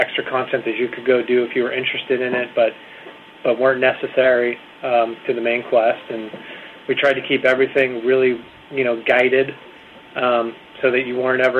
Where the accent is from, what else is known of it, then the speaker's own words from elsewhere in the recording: near Montana, United States; moved away; on the Missouri River, 30 miles from my hometown